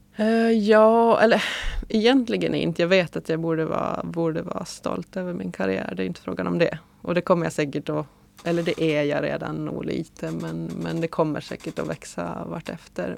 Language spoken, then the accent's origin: Swedish; Åland Islands; som ålänning